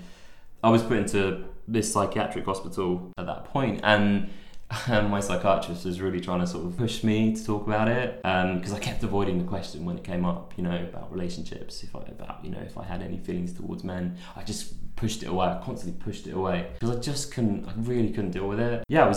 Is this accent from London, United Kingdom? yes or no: yes; London, United Kingdom; moved away as an adult; also born or lived in Manchester; I'm from London